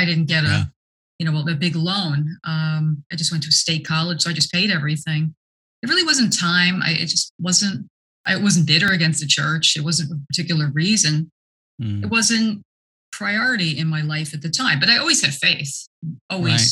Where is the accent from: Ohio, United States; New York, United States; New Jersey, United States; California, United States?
New Jersey, United States; Newark; I grew up here in New Jersey. And born in Newark